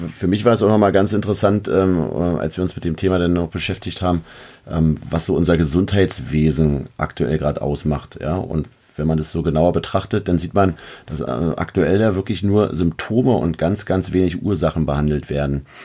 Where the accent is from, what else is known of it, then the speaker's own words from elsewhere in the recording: Berlin, Germany; accent: Berlinisch; aus Berlin zu kommen